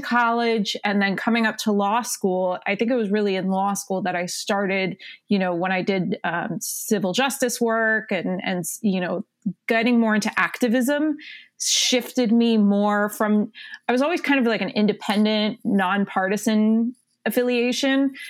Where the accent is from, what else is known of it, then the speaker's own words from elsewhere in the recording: South Florida, United States; moved away as an adult; now in Connecticut, United States; I'm originally from South Florida.